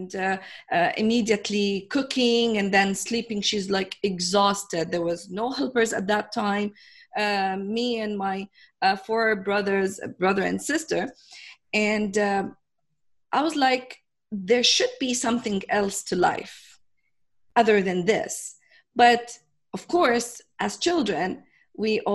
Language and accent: English; Jordan; I come from Jordan, which is this tiny country in the Middle East.